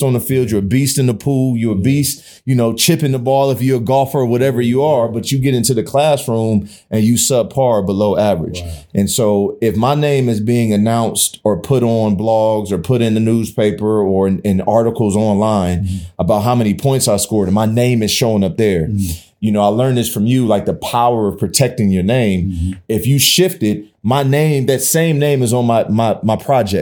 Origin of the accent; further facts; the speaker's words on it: South Euclid, Ohio, United States; also born or lived in East Cleveland, Ohio; My mama moved me to South Euclid out of East Cleveland, fifth grade